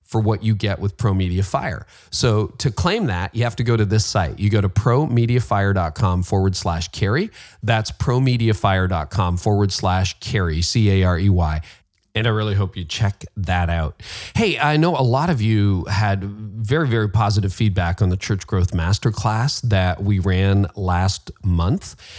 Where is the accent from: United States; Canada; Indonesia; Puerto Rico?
Canada; I'm Canadian